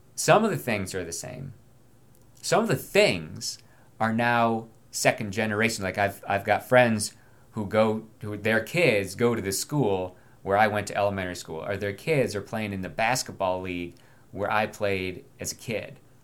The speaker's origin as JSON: {"language": "English", "town": "Binghamton", "region": "New York", "country": "United States", "tie": "born or raised there", "also_born_or_lived": "Virginia", "moved": "as an adult", "lives_now": "Loudoun County, Virginia, United States", "said": "This is being recorded in my hometown of Binghamton, New York"}